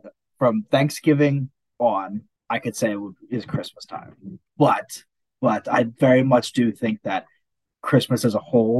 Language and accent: English; Serbia; So I'm European, Serbian. For anyone who doesn't know. We're Orthodox, so we celebrate Orthodox Christmas.